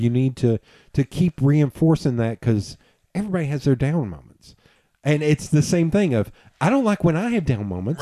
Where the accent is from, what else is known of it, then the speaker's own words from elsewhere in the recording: Knoxville, Tennessee, United States; "I'm from Tennessee." He's like, "Which part of Tennessee?" And I was like, "East Tennessee." He's like, "Wait, where in East Tennessee?" I was like, "Knoxville."